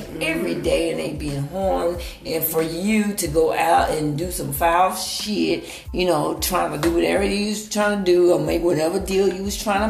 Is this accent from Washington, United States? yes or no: no; Dallas, Texas, United States; now in Fort Worth, United States; I'm from Dallas. I'm born and raised in Dallas, Texas.